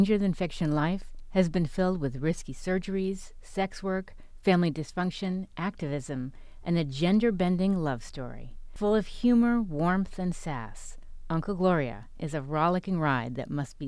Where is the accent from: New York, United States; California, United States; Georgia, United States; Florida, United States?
New York, United States; New York City; now in Orange County, United States; I grew up in Manhattan